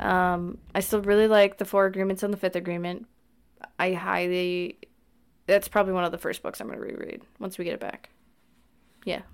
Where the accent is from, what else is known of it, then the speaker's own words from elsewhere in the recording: Wisconsin, United States; we're from Wisconsin